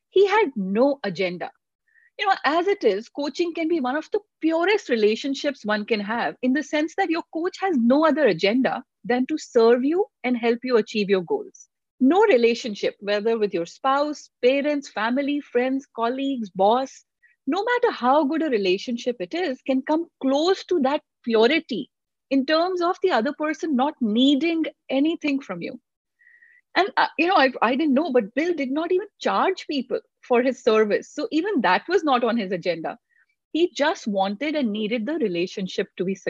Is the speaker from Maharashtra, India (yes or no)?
no; Delhi, India; moved away as an adult; also born or lived in Pilani, India; now in United States; I grew up in India, in Delhi, in a loving family.